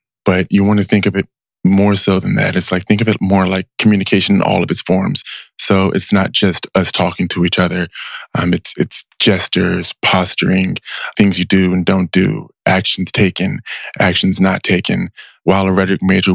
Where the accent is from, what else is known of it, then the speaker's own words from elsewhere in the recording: Richmond, California, United States; I grew up in Richmond, spent the first 15 years of my life there